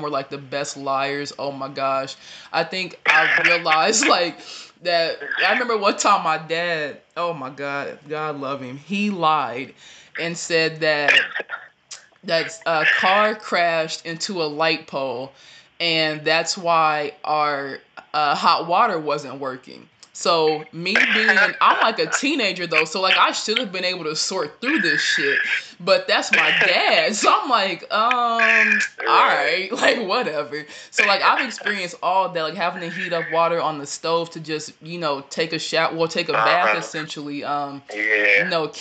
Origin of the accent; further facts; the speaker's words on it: Ohio, United States; also born or lived in Danville, Illinois / Chicago, Illinois; I was born in Danville, Illinois, moved to Chicago. I don't know how old I was, and we moved to Ohio when I was about 3 or 4